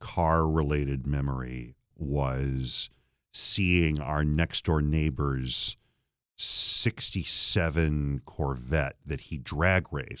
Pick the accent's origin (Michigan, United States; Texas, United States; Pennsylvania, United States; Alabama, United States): Michigan, United States; Flint; when you're a kid growing up in Flint, like everybody's got new cars every 2 or 3 years and everybody works in the industry